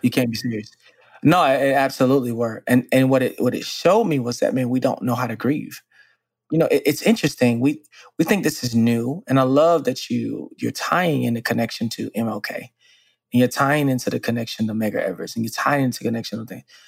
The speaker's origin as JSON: {"language": "English", "town": "Dallas", "region": "Texas", "country": "United States", "tie": "born or raised there", "said": "I was born and raised in Dallas, Texas, and similarly raised in the 90s and the 80s"}